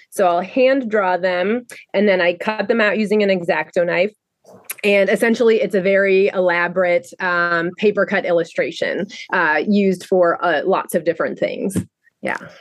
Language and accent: English; Rhode Island, United States; moved away as an adult; now in Baltimore, United States; I am originally from Rhode Island, and I came to Baltimore um, to go to the Maryland Institute College of Art